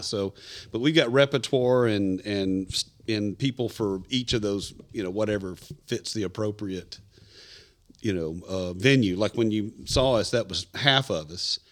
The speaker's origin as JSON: {"language": "English", "region": "Tennessee", "country": "United States", "said": "I'm from Tennessee, about fourth or fifth generation Tennessee."}